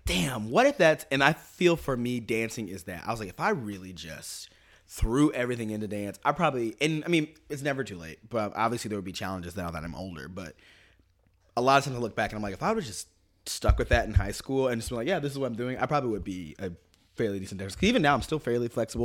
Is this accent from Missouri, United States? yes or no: yes; Kansas City, Missouri, United States; born or raised there; moved away